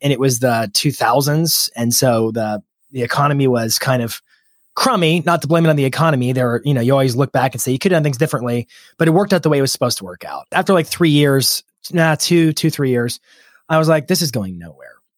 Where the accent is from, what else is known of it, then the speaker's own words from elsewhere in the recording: Lynchburg, Virginia, United States; moved away as an adult; now in Nashville, United States; I grew up in Lynchburg, Virginia. Um, I moved to Nashville when I was twenty-one. It's where I am now